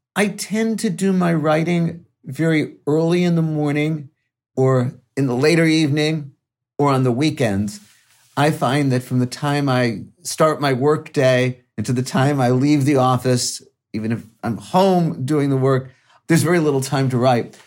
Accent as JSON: {"language": "English", "town": "Chicago", "region": "Illinois", "country": "United States", "tie": "born or raised there", "also_born_or_lived": "Irvine / Durham / Los Angeles", "moved": "as an adult", "lives_now": "Berkeley, United States", "said": "I grew up in Chicago, grew up in a working class family"}